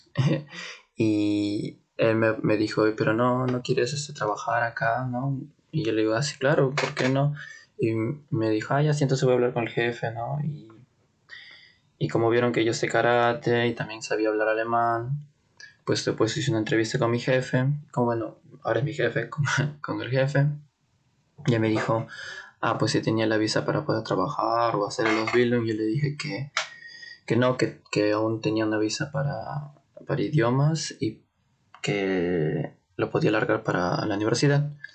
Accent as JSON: {"language": "Spanish", "region": "Lima", "country": "Peru", "moved": "as an adult", "lives_now": "Munich, Germany", "said": "yo soy de Perú, de Lima, de la capital, de un distrito llamado Comas"}